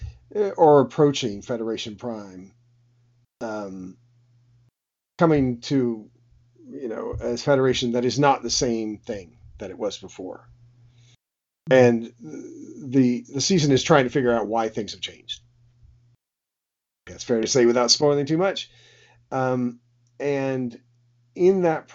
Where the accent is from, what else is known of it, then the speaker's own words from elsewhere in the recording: United States; as an American